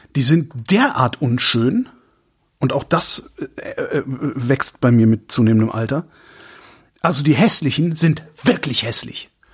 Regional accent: Cologne, North Rhine-Westphalia, Germany; moved away as an adult; now in Berlin, Germany; als Kölner bin ich's gewohnt

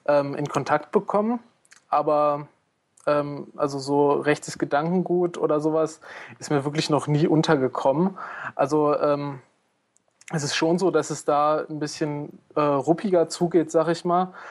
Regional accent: Einbeck, Lower Saxony, Germany; now in Ilmenau, Germany; ursprünglich komme ich aus Einbeck in der Nähe von Göttingen.

